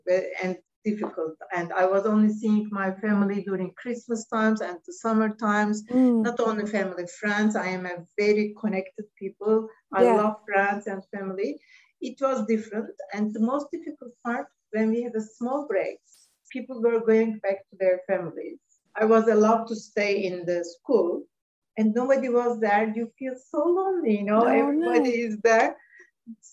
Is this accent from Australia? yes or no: no; Istanbul, Turkey; English is a second language; moved away as an adult; also born or lived in Vienna, Austria; now in United Kingdom; We are originally from Istanbul. And I grew up and I lived most of my life in Istanbul.